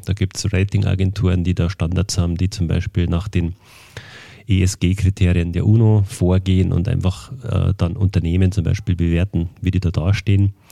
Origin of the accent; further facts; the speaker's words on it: Berchtesgadener Land, Bavaria, Germany; ich komme ja aus dem Berchtesgadener Land